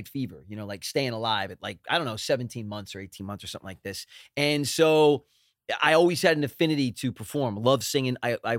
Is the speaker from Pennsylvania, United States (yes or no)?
yes; Philadelphia, Pennsylvania, United States; now in Los Angeles, United States; No, Pennsylvania. We're from Philly.